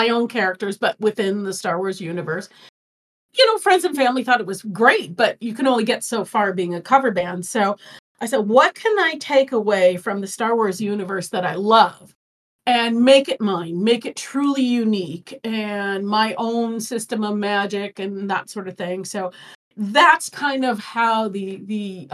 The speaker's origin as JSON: {"language": "English", "town": "Chicago", "region": "Illinois", "country": "United States", "tie": "born or raised there", "moved": "yes", "lives_now": "Phoenix, United States", "said": "I grew up in Chicago"}